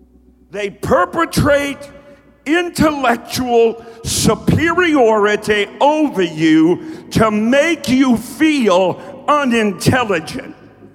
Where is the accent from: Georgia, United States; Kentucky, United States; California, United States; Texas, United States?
Kentucky, United States; accent: southern drawl; because I'm from Kentucky, and I spent a whole lot of my early preaching days teaching myself not to have such a southern drawl. I mean, I used to take three syllables to say at. It's the way I talked. It's the way I was raised.